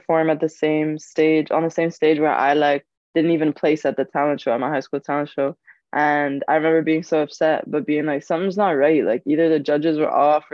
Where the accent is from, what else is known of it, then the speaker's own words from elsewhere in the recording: Cairo, Cairo Governorate, Egypt; Cairo, especially, of course, because that's my hometown